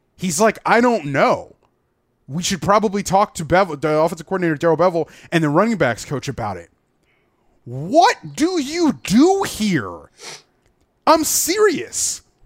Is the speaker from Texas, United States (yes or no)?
no; Gainesville, Florida, United States; moved away as an adult; I grew up in Gainesville, Florida.